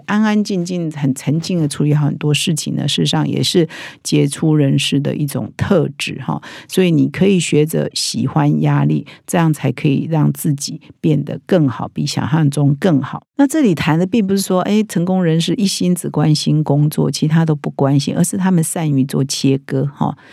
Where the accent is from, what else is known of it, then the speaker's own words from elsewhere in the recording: Taiwan; 我们我觉得我们台湾人比较没有那么重视这个啦，